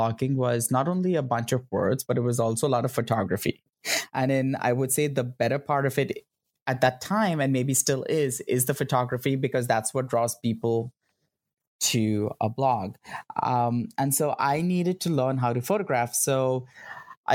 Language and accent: English; Mumbai, Maharashtra, India; moved away as an adult; now in United States; I grew up in Bombay